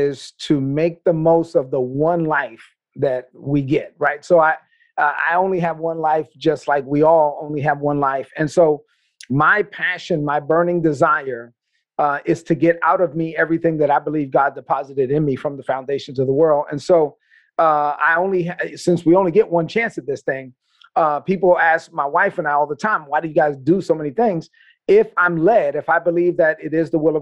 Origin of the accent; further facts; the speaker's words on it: New York City, New York, United States; where I grew up in East New York, Brooklyn